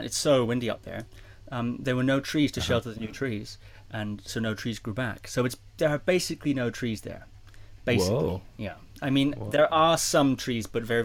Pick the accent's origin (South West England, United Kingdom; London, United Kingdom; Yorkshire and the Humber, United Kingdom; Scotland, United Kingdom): Scotland, United Kingdom; Shetland Islands; I was born in Scotland. Okay. And I grew up in a place called the Shetland Islands